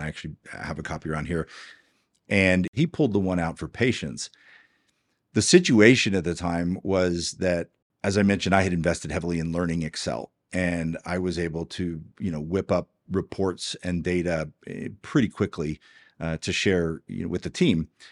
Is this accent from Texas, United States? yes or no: yes; Houston, Texas, United States; also born or lived in Georgetown, Texas; now in Dripping Springs, United States; I grew up in Houston, Texas